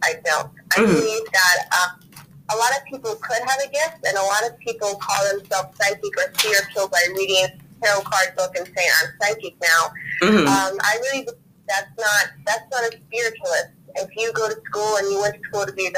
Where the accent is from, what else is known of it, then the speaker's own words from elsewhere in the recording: New Orleans, Louisiana, United States; I'm a psychic, and I am from New Orleans.